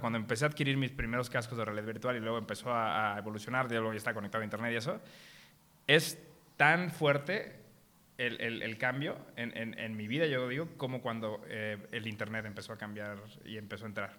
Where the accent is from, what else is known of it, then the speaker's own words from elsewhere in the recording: Mexico; como mexicanos nacimos con varias carencias